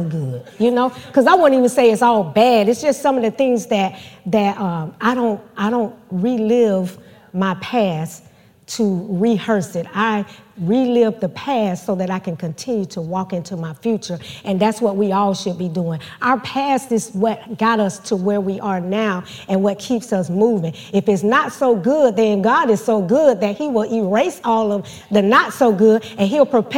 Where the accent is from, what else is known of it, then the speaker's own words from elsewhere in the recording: Georgia, United States; moved away; Georgia is my hometown. That's where all my family still is